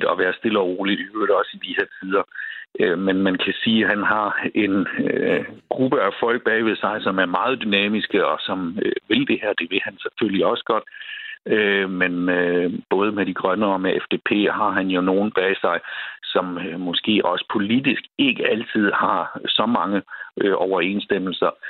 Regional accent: Schleswig-Holstein, Germany; en lille kurv med æbler fra grænselandet. Øh, økologiske æbler, øh, både for at vise, øh, hvor jeg kommer fra

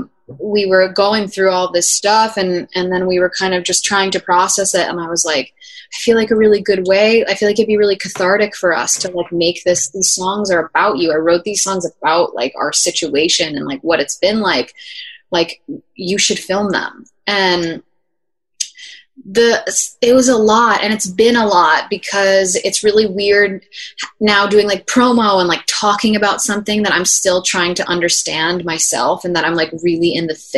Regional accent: New Jersey, United States; we ended up filming the music video in my hometown in Jersey

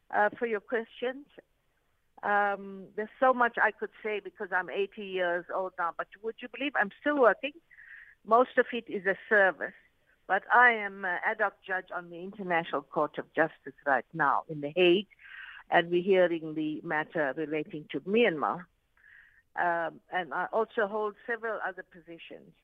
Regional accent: South Africa; also born or lived in Arusha, Tanzania; I am a South African

